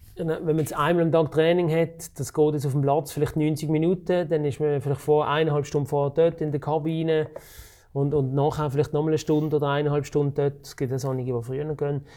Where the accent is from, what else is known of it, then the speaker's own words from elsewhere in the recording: Switzerland; ich bin in der Region Basel aufgewachsen